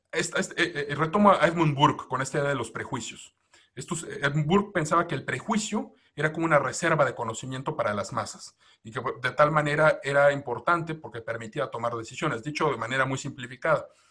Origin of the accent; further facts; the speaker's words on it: Mexico; nosotros como mexicanos